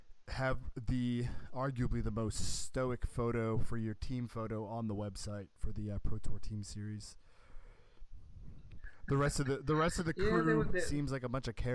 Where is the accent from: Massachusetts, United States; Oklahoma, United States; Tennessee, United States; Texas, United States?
Massachusetts, United States; Boston; moved away as an adult; So, I grew up in the Boston area, so we have a pretty robust subway system there.